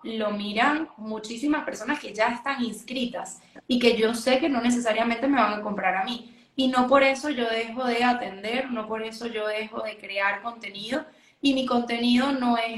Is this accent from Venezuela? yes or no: yes; Venezuela; yo soy de Venezuela, vivo en Venezuela